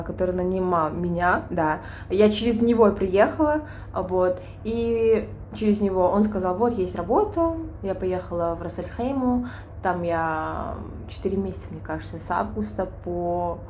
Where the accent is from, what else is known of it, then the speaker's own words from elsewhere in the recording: Kyrgyzstan; moved away as an adult; also born or lived in Bishkek / China; now in Dubai, United Arab Emirates; родом с Кыргызстана, да, я забыла это сказать. А, живу в Бишкеке